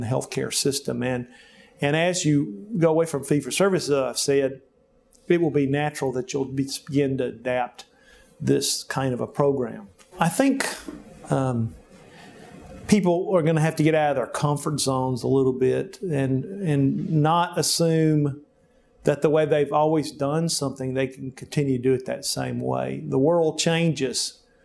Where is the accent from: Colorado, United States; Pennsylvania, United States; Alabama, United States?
Alabama, United States; Jemison; now in Little Rock, United States; I grew up in Alabama, in Jemison, Alabama, on a farm